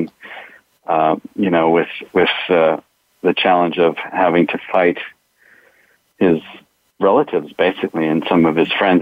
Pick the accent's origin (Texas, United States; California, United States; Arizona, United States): California, United States; Los Angeles; I grew up in Hollywood and in the San Fernando Valley